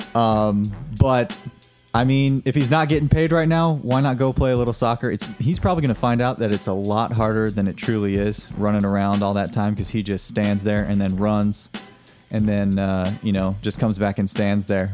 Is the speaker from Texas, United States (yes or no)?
no; Minnesota, United States; I come from the Minnesota area. I just went to school there, University of Minnesota